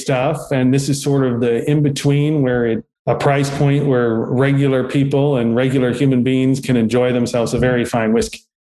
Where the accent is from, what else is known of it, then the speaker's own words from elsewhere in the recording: Danville, Kentucky, United States; I was born and raised in Danville, Kentucky, which is in Boyle County.